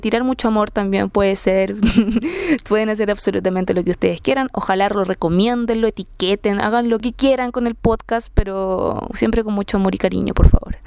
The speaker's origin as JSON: {"language": "Spanish", "town": "Quilpué", "region": "Valparaíso", "country": "Chile", "moved": "as an adult", "lives_now": "Santiago, Chile", "said": "soy de Quilpué, Ciudad del Sol"}